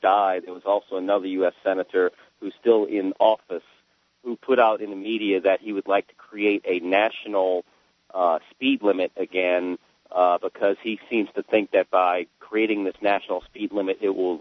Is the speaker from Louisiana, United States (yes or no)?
yes; New Orleans, Louisiana, United States; moved away; I'm originally from New Orleans, Louisiana. I was born there.